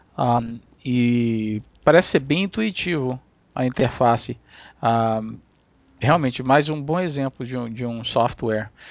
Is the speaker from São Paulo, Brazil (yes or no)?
no; Amapá, Brazil; moved away; fui olhar aqui na cidade onde eu nasci, no Amapá